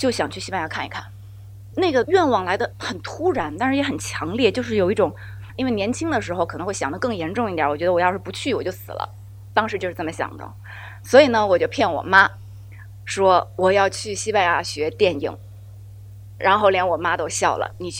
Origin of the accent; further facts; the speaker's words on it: Ningbo, Zhejiang, China; 那我稍微的再介绍一下我自己，我是宁波人，我一半是朝鲜族，妈妈那边是朝鲜族，所以其实我的成分比较复杂，一直跟着家长的工作不停的流动